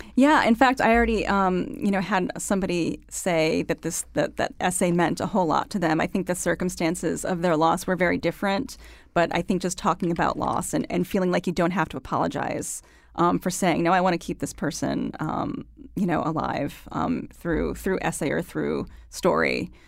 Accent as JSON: {"language": "English", "town": "Waterbury", "region": "Connecticut", "country": "United States", "moved": "yes", "said": "I'm from Connecticut"}